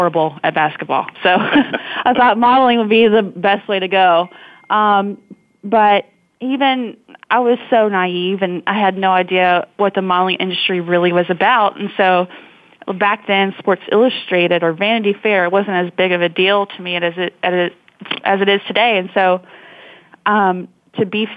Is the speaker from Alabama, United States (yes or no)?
yes; Montgomery, Alabama, United States; also born or lived in Georgia; I was born in Montgomery, Alabama, and I grew up primarily in Alabama and Georgia